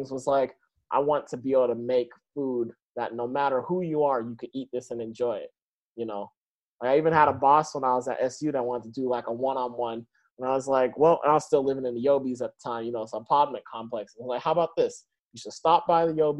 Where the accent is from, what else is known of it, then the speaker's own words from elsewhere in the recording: Seattle, Washington, United States; I grew up in Beacon Hill